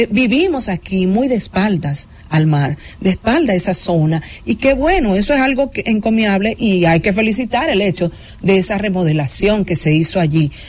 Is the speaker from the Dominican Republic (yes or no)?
yes; Dominican Republic; Y yo quisiera, como dominicana, como periodista, como comunicadora